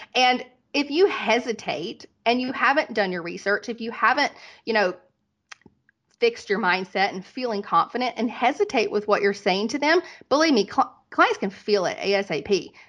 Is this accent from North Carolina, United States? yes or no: yes; North Carolina, United States; moved away as an adult; also born or lived in Dallas, Texas / Las Vegas; I was from North Carolina